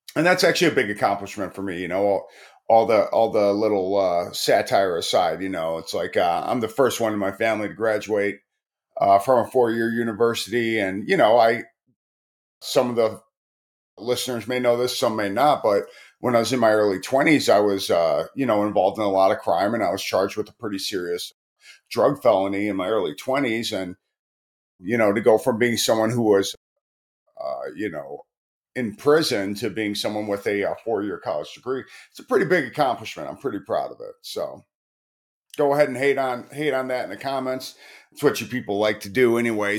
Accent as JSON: {"language": "English", "town": "Chicago", "region": "Illinois", "country": "United States", "also_born_or_lived": "Tacoma, Washington / Baltimore", "moved": "yes", "said": "I'm from Chicago, but I moved from Tacoma, Washington"}